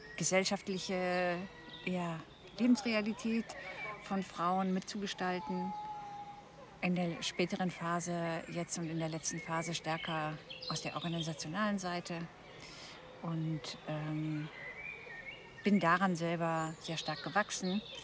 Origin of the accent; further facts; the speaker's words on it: East Frisia, Lower Saxony, Germany; moved away; bin gebürtige Ostfriesin